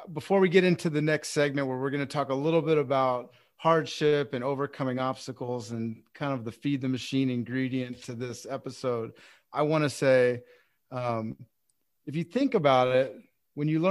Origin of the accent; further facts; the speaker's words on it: Texas, United States; I'm from Texas